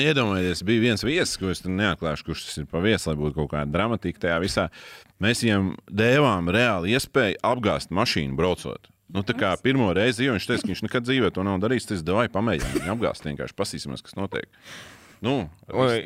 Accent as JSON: {"language": "Latvian", "country": "Latvia", "said": "mēs paši latvieši"}